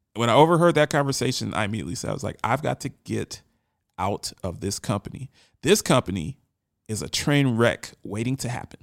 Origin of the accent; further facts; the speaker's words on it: Baltimore, Maryland, United States; now in Nashville, United States; I grew up in West Baltimore